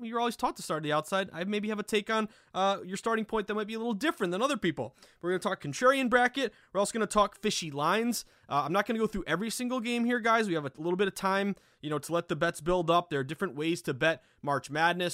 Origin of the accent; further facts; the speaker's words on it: Lanesboro, Massachusetts, United States; I'm born and raised New Englander. I grew up in Western Mass, the Berkshires, tiny town called Lanesboro.